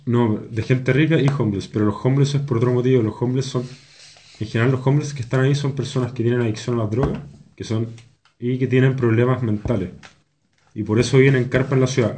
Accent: Santiago, Santiago Metropolitan Region, Chile; nosotros, weón, que somos de Santiago y vivimos acá y nuestras familias vienen acá

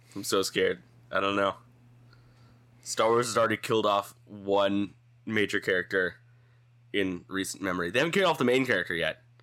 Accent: Dallas, Texas, United States; moved away; also born or lived in Kansas City; growing up in Dallas, like Texas

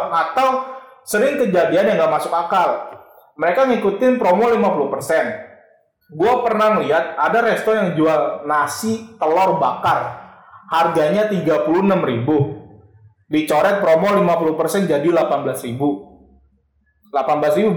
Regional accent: Bekasi, West Java, Indonesia; Orang-orang Bekasi mau denger gua orang Bekasi.

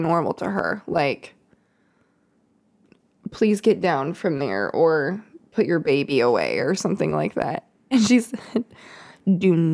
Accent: Topeka, Kansas, United States; I grew up in Kansas, Topeka, Kansas, capital, smack dab, Kansas, smack dab in the middle of the USA.

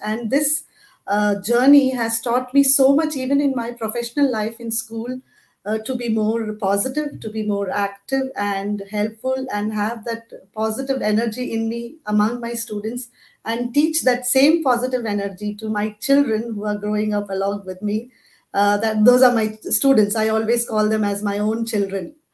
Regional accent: Mumbai, Maharashtra, India; now in Abu Dhabi, United Arab Emirates; I am basically from Mumbai, India, currently living in Abu Dhabi, UAE with my family.

